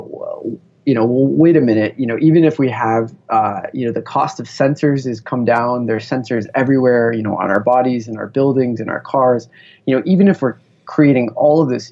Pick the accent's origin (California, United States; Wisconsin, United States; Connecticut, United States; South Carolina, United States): California, United States; Bay Area; growing up in the Bay Area in kind of the heart of Silicon Valley